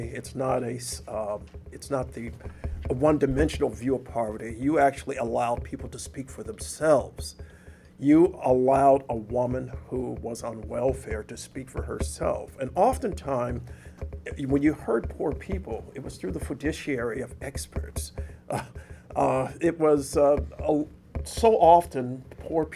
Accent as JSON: {"language": "English", "town": "Detroit", "region": "Michigan", "country": "United States", "tie": "born or raised there", "moved": "yes", "said": "growing up in Detroit"}